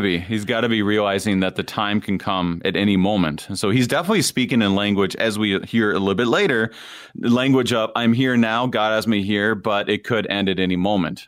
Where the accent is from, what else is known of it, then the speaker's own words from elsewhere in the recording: Wadena, Minnesota, United States; moved away as an adult; I grew up in Wadena, Minnesota, and my dad was a pastor there for twenty-one years